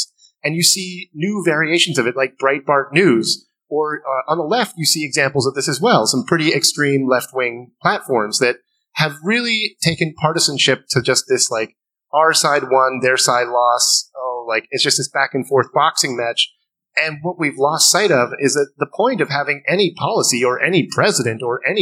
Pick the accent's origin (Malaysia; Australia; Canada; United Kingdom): Canada; as a Canadian